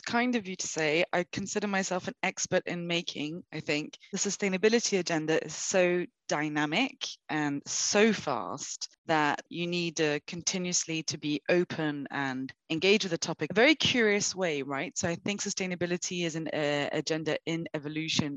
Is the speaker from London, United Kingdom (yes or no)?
yes; London, United Kingdom; moved away as an adult; now in Brazil; I was born, I grew up in London